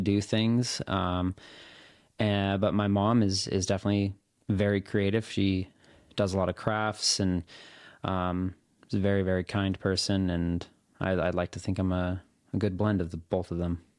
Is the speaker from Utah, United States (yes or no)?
yes; Salt Lake City, Utah, United States; moved away; also born or lived in Portland, Oregon; I was born in Salt Lake City. That's where my parents grew up.